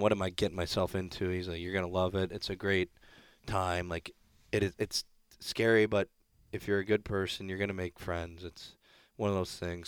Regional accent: Columbus, Ohio, United States; moved away; also born or lived in Hartford, Connecticut / Brampton, Ontario; born in Hartford. But, um, yeah, Columbus, I'd say, is, uh, my hometown just outside of Columbus

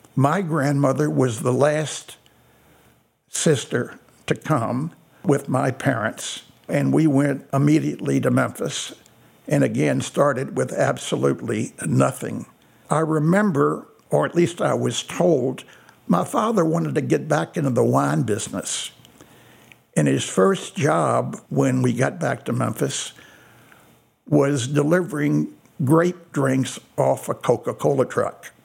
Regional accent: Meissenheim, Baden-Württemberg, Germany; My story began in a very small village in the southwestern part of Germany called Meissenheim.

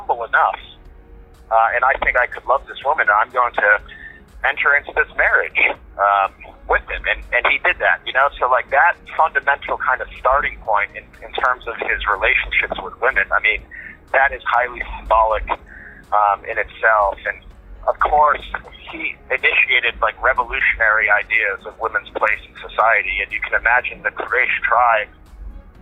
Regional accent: the South of the United States, United States; I grew up in the United States

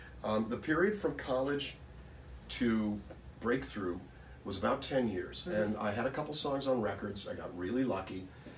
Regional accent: Calexico, California, United States; I grew up in Calexico, California, 250 miles south of L.A. It's a border town opposite Mexicali, Mexico.

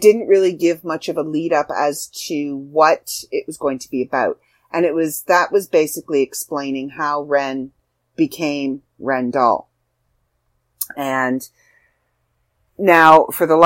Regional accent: Canada; as a Canadian

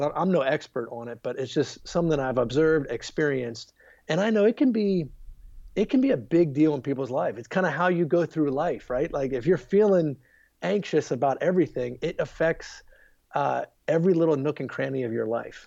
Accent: Baltimore, Maryland, United States; moved away as an adult; also born or lived in Charlottesville, Virginia / Virginia Beach, Virginia / Harrisonburg, Virginia; now in outside Washington D.C., United States; I grew up in Baltimore, Maryland

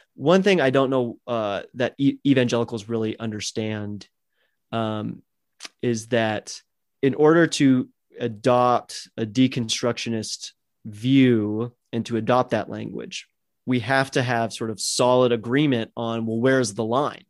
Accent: United States; I was born and raised in America

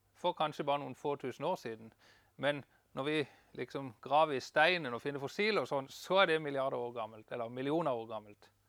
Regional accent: Farsund, Agder, Norway; also born or lived in Denmark / Kristiansand, Norway; now in Bryne, Norway; jeg er fra Farsund slash Danmark

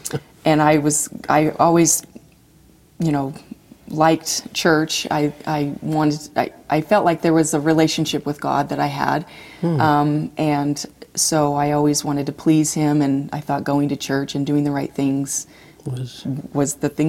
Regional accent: Magna, Utah, United States; We grew up in Magna, Utah.

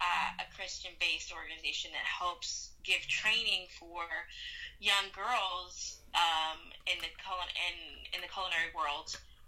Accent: Jamaica; also born or lived in Brooklyn; now in Atlanta, United States; I'm Jamaican! I live in Brooklyn! Yes! I'm Brooklyn Jamaican! And I was like, no, actually, you weren't born there, you know?

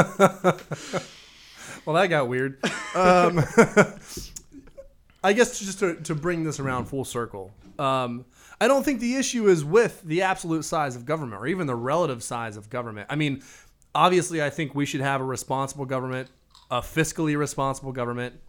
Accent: United States; as an American electorate

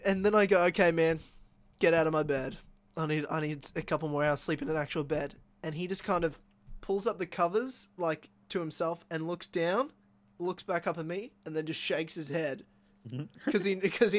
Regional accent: Queensland, Australia; local Queenslanders as well. So from my home state

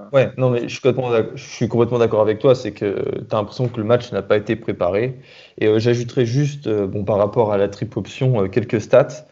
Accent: France; on est français

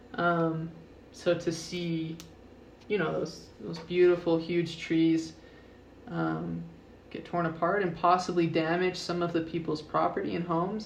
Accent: South Jordan, Utah, United States; I'm actually originally from South Jordan

